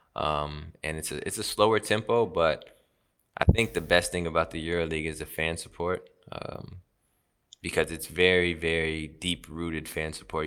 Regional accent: United States; moved away as an adult; now in Turkey; I grew up in America and I lived at home for eighteen years

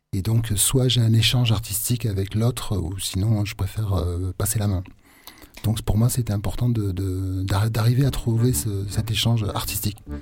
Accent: Aveyron, Occitania, France; also born or lived in Marseille; je suis pas marseillais, moi je suis aveyronnais

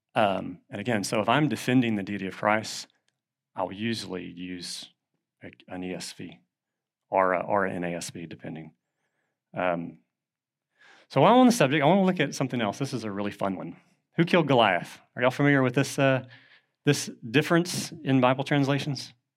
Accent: Southeast Texas, United States; accent: Southeast Texan; my native language was Southeast Texan, and so English is not my first language

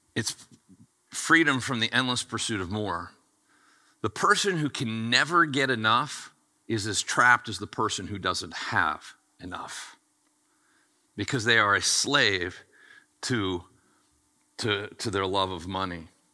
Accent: United States; I was born in America and I get to pastor this church

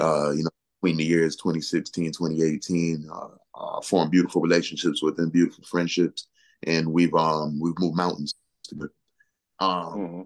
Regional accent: Naugatuck, Connecticut, United States; the first time I ever performed was actually at the YMCA in my hometown, Naugatuck, Connecticut.

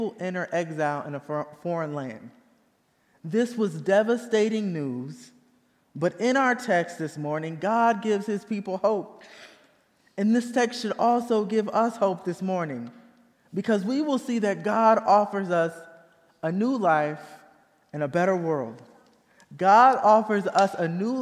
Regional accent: Indiana, United States; moved away; Even though I was born and raised in Indiana, my family is originally from the rural South.

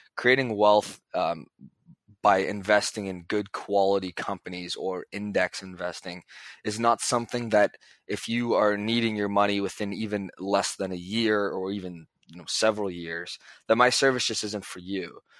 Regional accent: Toronto, Ontario, Canada; I'm from Toronto

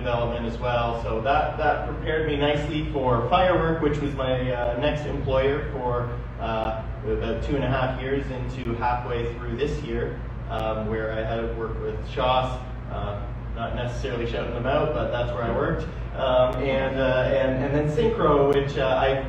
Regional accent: Niagara, Ontario, Canada; I am from Niagara

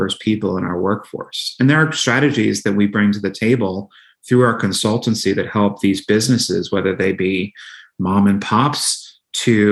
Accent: Pittsburgh, Pennsylvania, United States; moved away; I was home in Pittsburgh, as you know, my hometown.

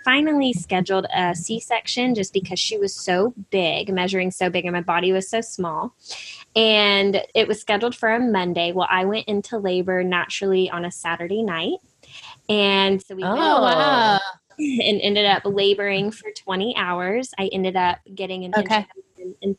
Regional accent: Nashville, Tennessee, United States; I am from Nashville, Tennessee

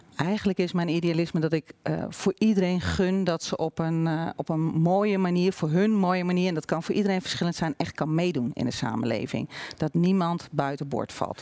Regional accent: Olst, Overijssel, Netherlands; now in Zwolle, Netherlands; Geboren en getogen in Olst, dichtbij Weijen.

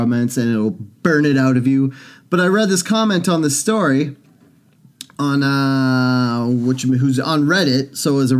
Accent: Canada; I'm from Canada.

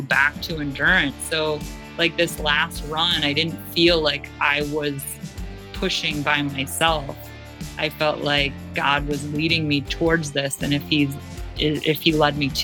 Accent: Cleveland, Ohio, United States; moved away as an adult; also born or lived in Australia; I am from Cleveland, Ohio, originally

